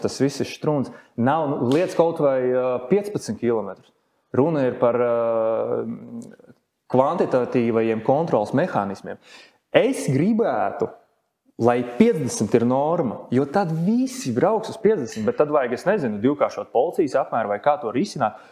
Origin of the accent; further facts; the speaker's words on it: Latvia; Es esmu latvietis